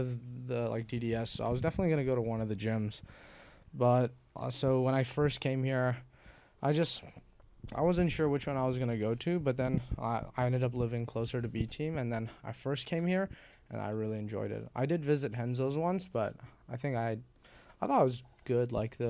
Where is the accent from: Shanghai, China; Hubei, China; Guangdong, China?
Shanghai, China; also born or lived in Taiwan / Beijing; Born in Taiwan. Raised mostly in like Shanghai, Beijing, moved around a bit